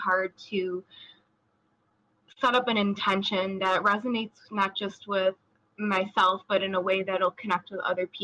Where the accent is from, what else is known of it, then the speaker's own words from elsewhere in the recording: Chicago, Illinois, United States; I'm 24 years old, and I'm from Chicago, Illinois, USA.